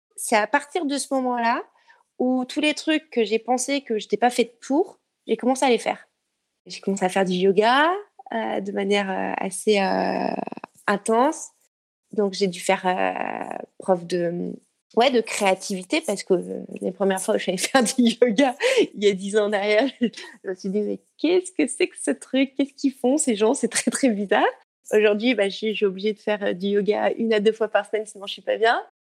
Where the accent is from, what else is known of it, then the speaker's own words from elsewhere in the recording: Briançon, Provence-Alpes-Côte d'Azur, France; also born or lived in near Lyon; now in Lyon, France; je suis née à Briançon, dans les montagnes